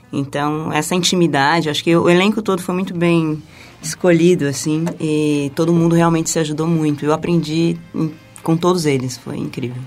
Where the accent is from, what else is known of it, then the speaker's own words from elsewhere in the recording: Taboão da Serra, São Paulo, Brazil; sou da periferia de Taboão da Serra. E ah, eu cresci de forma bastante humilde